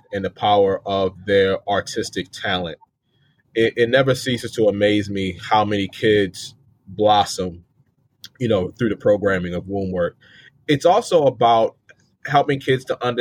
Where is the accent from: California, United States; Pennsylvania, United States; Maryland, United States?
Maryland, United States; I'm from Maryland, born and raised